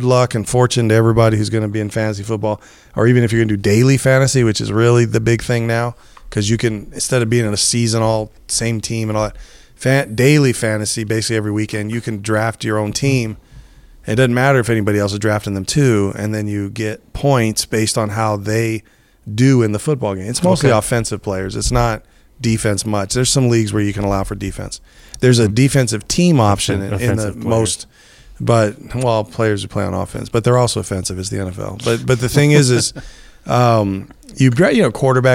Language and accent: English; United States; I'm American